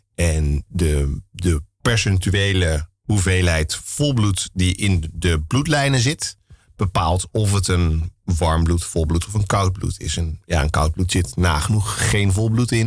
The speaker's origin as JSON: {"language": "Dutch", "town": "Amsterdam", "region": "North Holland", "country": "Netherlands", "tie": "born or raised there", "said": "Ik ben opgegroeid op de Menege. Mijn ouders hadden al een menege toen ik geboren werd"}